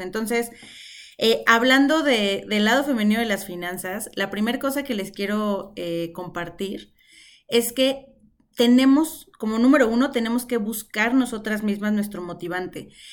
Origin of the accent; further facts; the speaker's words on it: Mexico City, Mexico; Nací en Ciudad de México en un hospital de Liste cuando ella apenas tenía 25 años. Nací y crecí rodeada de mujeres.